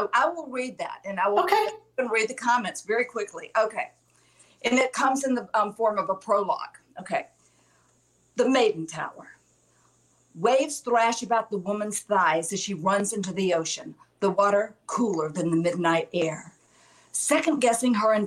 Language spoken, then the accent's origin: English; Alabama, United States; I'm from Alabama